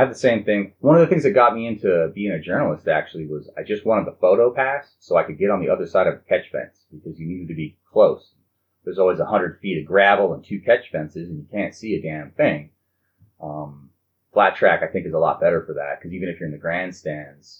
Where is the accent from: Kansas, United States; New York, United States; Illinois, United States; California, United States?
California, United States; Huntington Beach; I'm from Huntington Beach